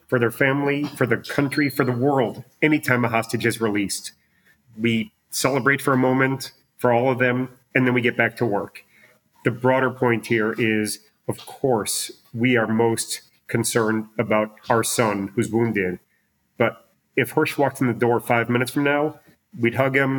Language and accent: English; Chicago, Illinois, United States; moved away as an adult; also born or lived in California / Virginia; now in Israel; … and I should say are both born and raised in Chicago